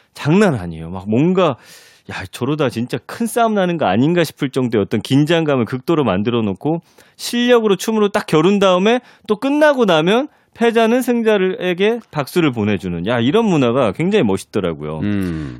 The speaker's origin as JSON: {"language": "Korean", "region": "Daejeon", "country": "South Korea", "tie": "born or raised there", "moved": "yes", "said": "저는 대전 출신이잖아요."}